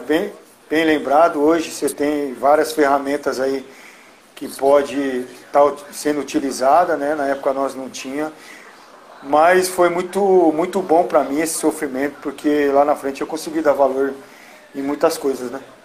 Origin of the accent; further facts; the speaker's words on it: São Paulo, Brazil; eu cresci vendo o Serginho treinar no São Paulo por conta que eu jogava no Nacional